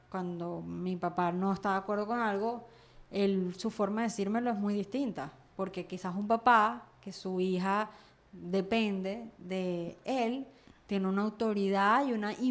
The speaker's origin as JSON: {"language": "Spanish", "country": "Venezuela", "moved": "yes", "said": "porque ahora yo soy venezolana, diáspora venezolana."}